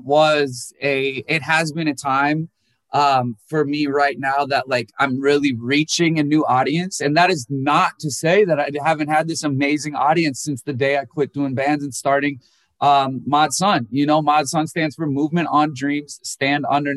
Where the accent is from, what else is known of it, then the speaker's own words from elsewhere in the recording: Minnesota, United States; I was born in Minnesota